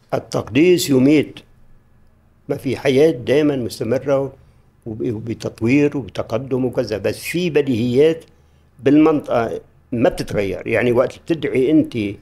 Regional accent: Lebanon; قلت له من لبنان

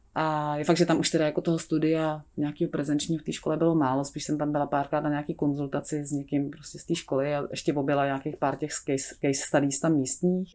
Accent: Prague, Czechia; já žiju celé život v Praze, já jsem se narodila v Praze a vlastně jsem tady i vystudovala

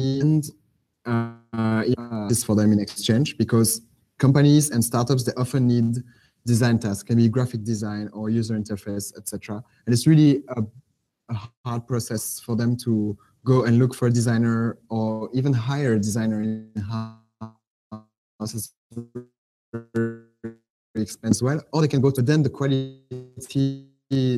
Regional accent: Belgium; moved away as an adult; also born or lived in Netherlands; now in Jakarta, Indonesia; I'm actually from Belgium, but I lived in the Netherlands 5 years, and now I'm in Jakarta, in Indonesia.

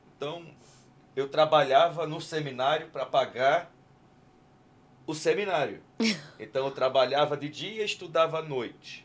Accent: João Pessoa, Paraíba, Brazil; now in São Paulo, Brazil; Eu sou de João Pessoa, na Paraíba

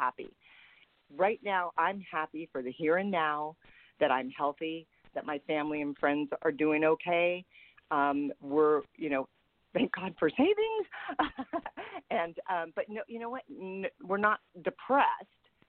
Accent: San Francisco, California, United States; moved away; So I see my hometown

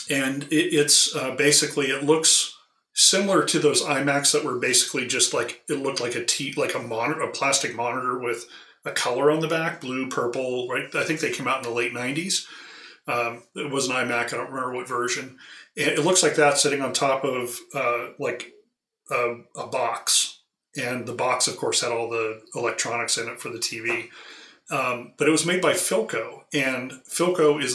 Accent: California, United States; I grew up in California on the coast

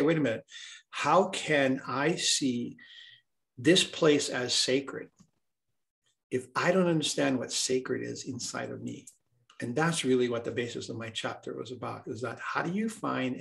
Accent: Hawaii, United States; I grew up in Hawaii

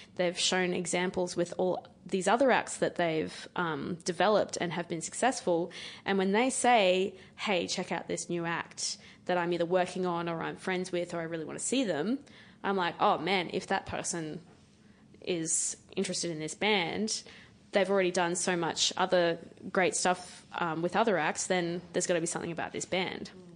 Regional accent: Queensland, Australia; being a Queenslander

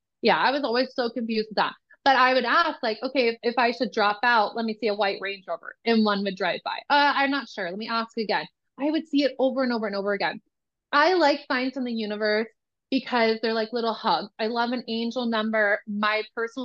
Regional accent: Nebraska, United States; moved away; I am originally from Nebraska. I went to college in Nebraska.

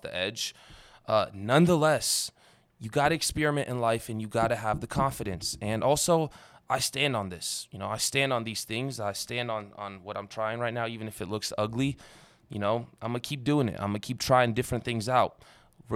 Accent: Las Vegas, Nevada, United States; I'm from Las Vegas, and I met a lot of young rappers growing up.

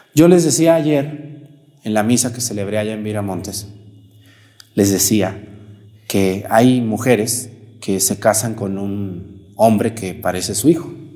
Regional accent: Mexico; moved away; Cuando yo voy a mi pueblo allá en Mestigacán, yo llego a la casa de mis abuelos que ya no viven, donde yo crecí

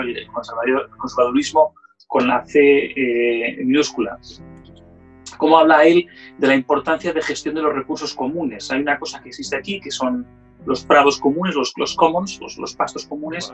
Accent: Spain; now in London, United Kingdom; como español

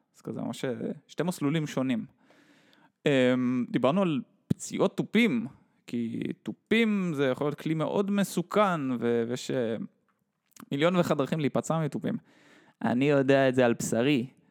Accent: Haifa, Haifa District, Israel; אז אני וחשבון גדלנו יחד בחיפה

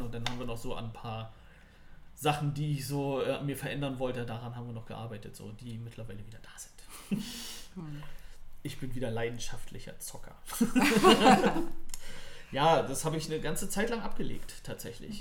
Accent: Neubrandenburg, Mecklenburg-Vorpommern, Germany; now in Berlin, Germany; meine alte Heimat Neubrandenburg.

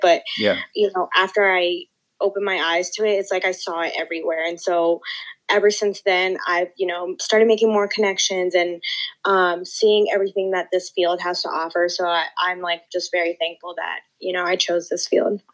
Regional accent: Northern Virginia, United States; moved away; I'm originally from Northern Virginia

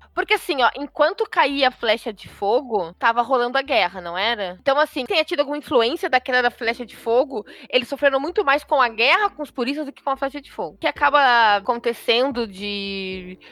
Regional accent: Rio Grande do Sul, Brazil; eu sou do Rio Grande do Sul

